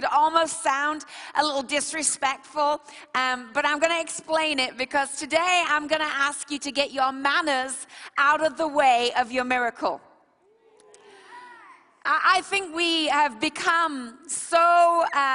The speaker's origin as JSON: {"language": "English", "town": "Bradford", "region": "Yorkshire and the Humber", "country": "United Kingdom", "said": "We're from Bradford"}